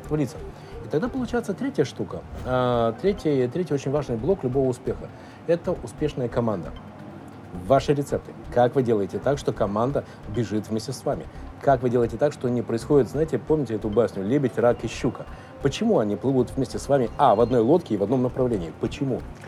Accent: Russia; мы из России

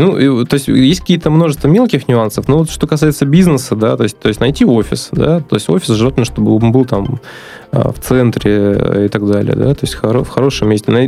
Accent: Astrakhan, Astrakhan Oblast, Russia; also born or lived in Moscow; now in Saint Petersburg, Russia; вообще я родился на юге, в Астрахани

